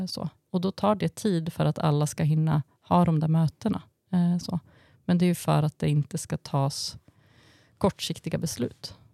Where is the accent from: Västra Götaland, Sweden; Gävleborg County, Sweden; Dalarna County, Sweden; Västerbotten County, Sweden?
Dalarna County, Sweden; Falun; i Falun där jag växte upp